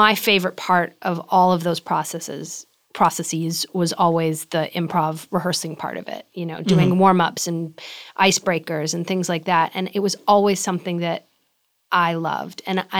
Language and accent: English; Boston, Massachusetts, United States; It was also a pleasure to work in my hometown, which as a kid growing up was, I mean, the thought of that was just far-fetched and ridiculous. There was never going to be an opportunity to work on a movie in Boston.